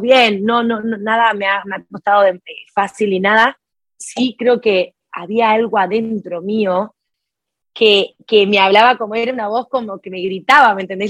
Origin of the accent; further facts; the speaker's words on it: Jujuy, Argentina; now in Buenos Aires, Argentina; Jujuy es el nombre de la provincia de donde yo nací. Yo en este momento estoy residiendo en Buenos Aires, pero vengo de una provincia que queda a 1800 kilómetros de acá de Buenos Aires. incluso viví toda mi infancia en un pueblo muy chiquitito